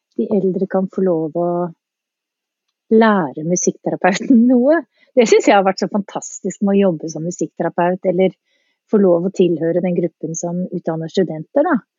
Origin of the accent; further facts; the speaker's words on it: Eastern Norway, Norway; accent: østlending (Eastern Norwegian); jeg er østlending